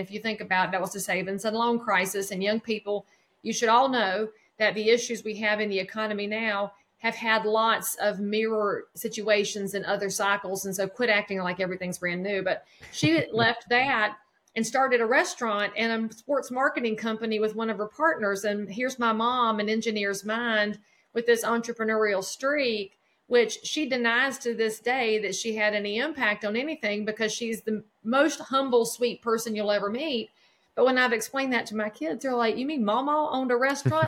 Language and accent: English; just outside of Charlotte, North Carolina, United States; I live right now in the county where I grew up in North Carolina, just outside of Charlotte